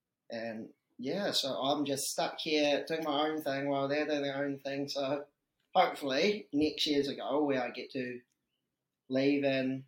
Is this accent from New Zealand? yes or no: yes; Dunedin, Otago, New Zealand; also born or lived in Hong Kong / Mosgiel; So I was originally from Hong Kong, right? Came over to Dunedin when I was a year 7, so when I was like 11, 12 years old. Been in Dunedin since. Done school in Dunedin. Went to uni at Otago